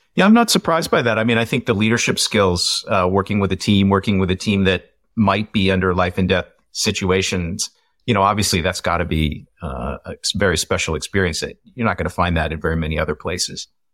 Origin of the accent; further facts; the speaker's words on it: Iowa, United States; I grew up in Iowa